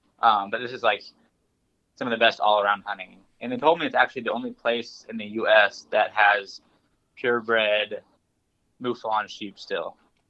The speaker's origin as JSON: {"language": "English", "region": "Nebraska", "country": "United States", "said": "I come from Nebraska, where we have rattlesnakes you watch out for."}